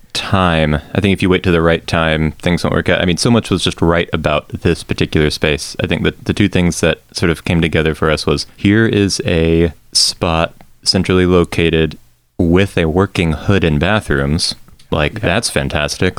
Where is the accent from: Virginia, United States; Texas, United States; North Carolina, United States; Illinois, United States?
Texas, United States; I'm from Texas.